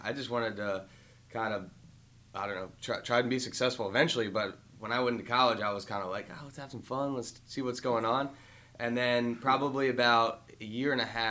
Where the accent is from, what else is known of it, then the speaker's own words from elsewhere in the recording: Howard County, Maryland, United States; I grew up in Howard County, Maryland